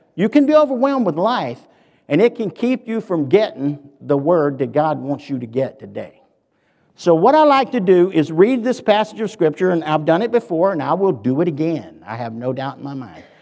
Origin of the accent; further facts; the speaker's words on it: the South, Southern United States, United States; accent: southern; my southern accent